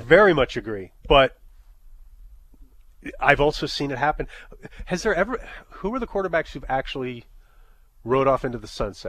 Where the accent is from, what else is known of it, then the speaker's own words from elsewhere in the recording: New York, United States; I'm a New Yorker